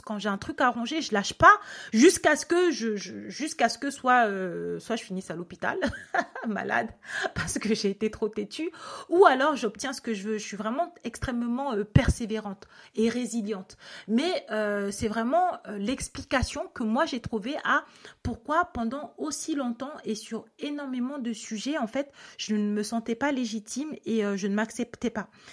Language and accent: French; Cameroon; je suis née en Afrique et que du coup, enfin au Cameroun et que dans mon école, ben, il y avait plein